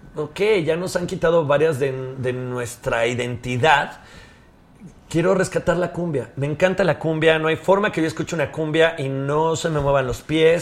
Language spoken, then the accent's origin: Spanish; León, Guanajuato, Mexico; yo soy de León, Guanajuato